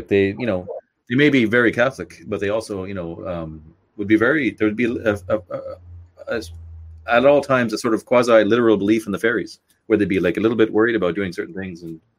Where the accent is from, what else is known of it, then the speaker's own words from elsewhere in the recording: Canada; now in Ireland; I live in Ireland, but I'm from Canada. I grew up in Canada.